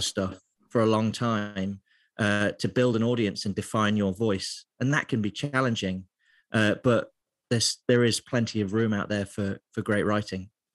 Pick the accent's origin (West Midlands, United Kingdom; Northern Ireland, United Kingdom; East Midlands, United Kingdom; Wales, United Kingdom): East Midlands, United Kingdom; Lincoln; moved away as an adult; also born or lived in Middlesbrough / London; now in Glasgow, United Kingdom; So I grew up in a part of England called Lincolnshire, um, so it's the east side of England, and I lived there till I was about nineteen